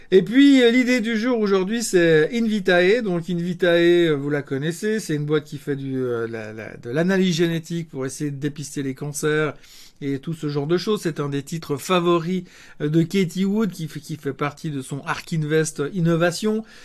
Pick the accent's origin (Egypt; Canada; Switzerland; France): Switzerland; en tant que bon Suisse, j'essaye d'aide aussi de traiter des actions suisses et pas que des actions américaines.